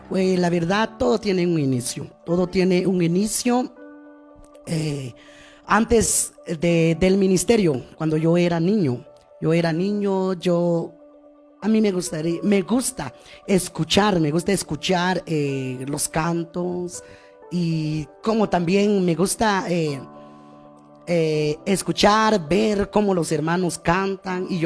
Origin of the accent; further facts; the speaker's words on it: Guatemala; partes de nuestra bella Guatemala